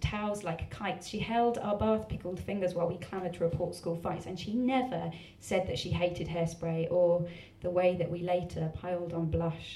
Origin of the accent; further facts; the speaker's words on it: Essex, East of England, United Kingdom; I'm from Essex, and it's taking me a very long time to actually be willing to tell people I'm from Essex